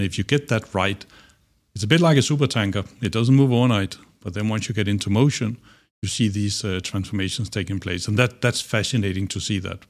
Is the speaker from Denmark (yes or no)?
yes; Denmark; moved away as an adult; also born or lived in Singapore; I grew up in Denmark.